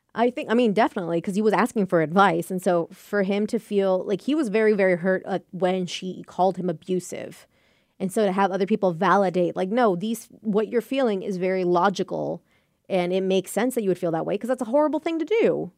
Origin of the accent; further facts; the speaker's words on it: United States; I was born and raised here by Mexican parents